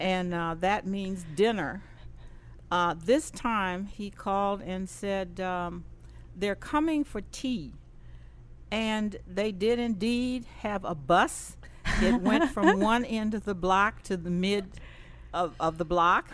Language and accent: English; Indianapolis, Indiana, United States; moved away; I was raised up south in Indianapolis, Indiana